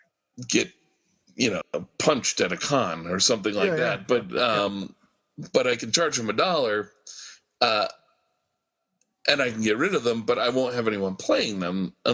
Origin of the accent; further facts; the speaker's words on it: United States; As an American consumer